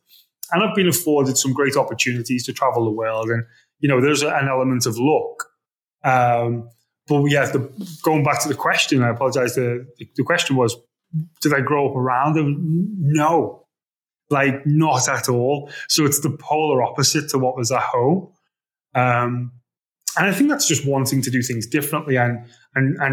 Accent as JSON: {"language": "English", "town": "Liverpool", "region": "North West England", "country": "United Kingdom", "also_born_or_lived": "Vietnam", "moved": "as an adult", "lives_now": "Dubai, United Arab Emirates", "said": "I'm from Liverpool, right? So it's a working class area"}